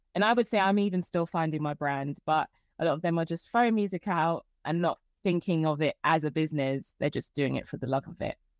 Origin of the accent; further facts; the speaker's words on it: London, United Kingdom; I'm from London. I'm from Croydon